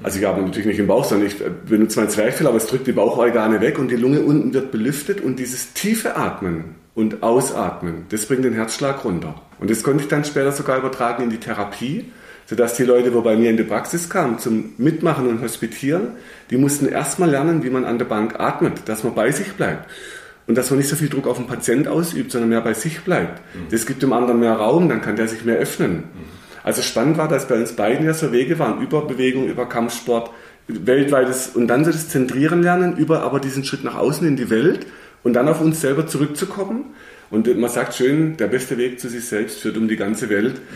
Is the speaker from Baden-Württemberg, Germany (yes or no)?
yes; Kinzigtal, Baden-Württemberg, Germany; Ich bin hier auch im Tal aufgewachsen